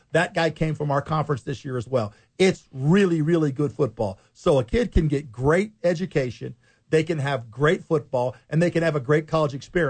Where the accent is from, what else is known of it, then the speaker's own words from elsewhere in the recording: Ohio, United States; born there; I was a baseball guy fan-wise because I was born in Ohio. And I was there in the 70s when the Big Red Machine.